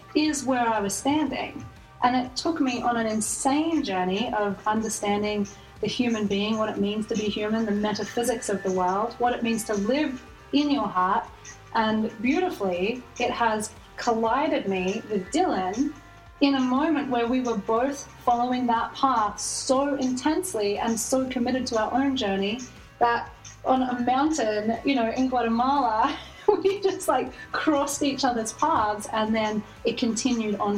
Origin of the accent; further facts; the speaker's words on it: Australia; moved away; I was born in Australia.